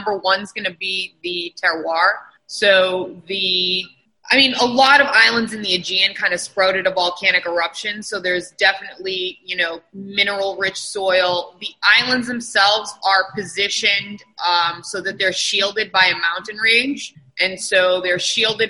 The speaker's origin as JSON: {"language": "English", "town": "Boston", "region": "Massachusetts", "country": "United States", "tie": "born or raised there", "said": "Boston, born and raised. I grew up in Rosendale and West Roxbury"}